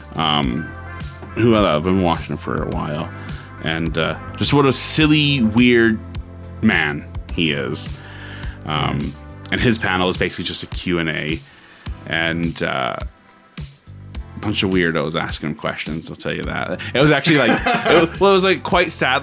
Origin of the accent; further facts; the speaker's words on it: Canada; I'm from Canada